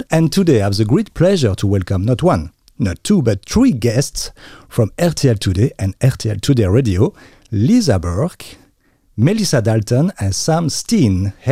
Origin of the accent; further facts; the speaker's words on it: Limerick, Munster, Ireland; now in Luxembourg; I'm from Limerick. So on the west coast.